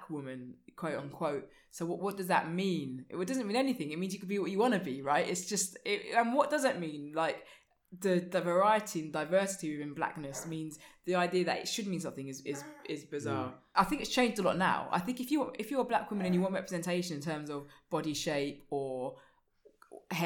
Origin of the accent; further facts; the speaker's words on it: London, United Kingdom; I grew up in East Finchley.